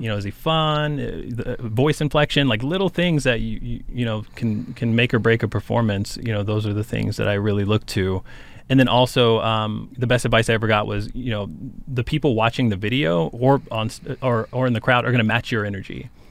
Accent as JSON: {"language": "English", "town": "Cheyenne", "region": "Wyoming", "country": "United States", "tie": "born or raised there", "said": "Cheyenne, Wyoming, which is my hometown"}